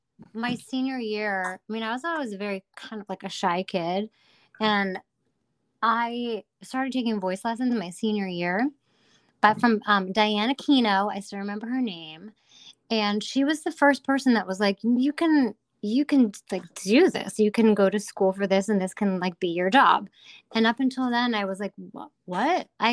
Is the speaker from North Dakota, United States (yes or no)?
no; Hartford, Connecticut, United States; I'm from the Hartford, Connecticut area.